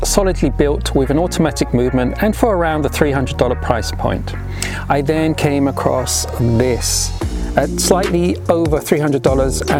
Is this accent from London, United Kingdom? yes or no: yes; London, United Kingdom; moved away; also born or lived in Europe; And although I now live in Europe, I was born and raised in London, England